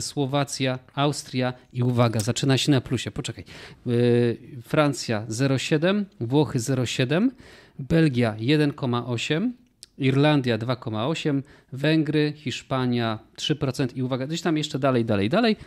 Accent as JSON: {"language": "Polish", "town": "Kraków", "region": "Lesser Poland", "country": "Poland", "said": "Jesteśmy z Krakowa"}